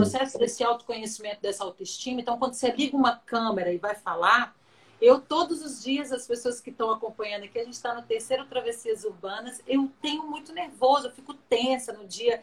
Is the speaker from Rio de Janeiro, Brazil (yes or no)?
no; Minas Gerais, Brazil; eu sou mineiro